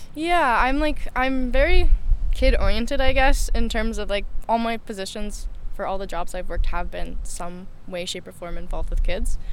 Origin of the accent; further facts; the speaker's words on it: Smithers, British Columbia, Canada; also born or lived in Kelowna; I'm from Smithers.